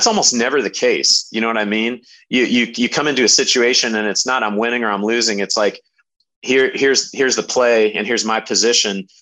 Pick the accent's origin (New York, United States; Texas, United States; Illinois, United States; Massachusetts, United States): Illinois, United States; Hillsboro; also born or lived in Indianapolis, Indiana; now in Indiana, United States; grew up in Hillsboro, summers going out to Oakland, California, which I really consider a second home